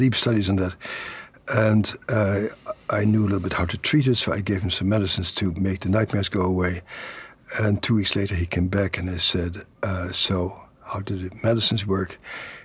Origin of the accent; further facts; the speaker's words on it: Netherlands; moved away; the uncles and my father who I grew up with in the Netherlands after the Second World War